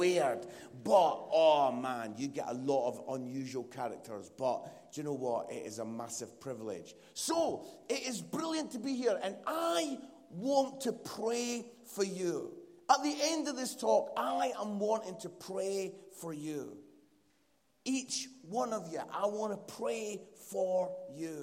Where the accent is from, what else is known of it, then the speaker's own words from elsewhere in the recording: Edinburgh, Scotland, United Kingdom; accent: Scottish; my Scottish accent